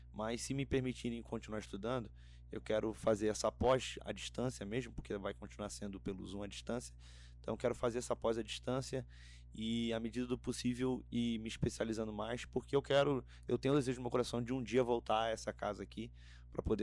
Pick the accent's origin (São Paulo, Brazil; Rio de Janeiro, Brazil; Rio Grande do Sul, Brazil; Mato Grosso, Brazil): Rio de Janeiro, Brazil; moved away as an adult; O Rio é é um estado maravilhoso ali onde eu cresci e tudo mais.